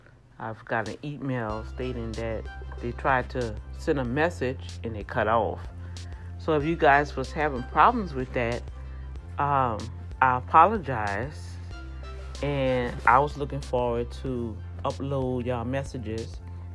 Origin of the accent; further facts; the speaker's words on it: Houston, Texas, United States; Hi, Dr. D, I'm from Houston, Texas.